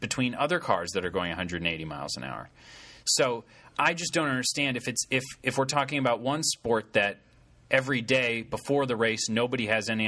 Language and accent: English; Connecticut, United States; I'm from Connecticut, from the New York area